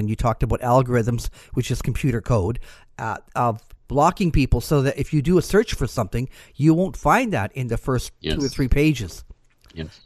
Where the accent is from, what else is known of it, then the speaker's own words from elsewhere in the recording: Canada; I'm Canadian.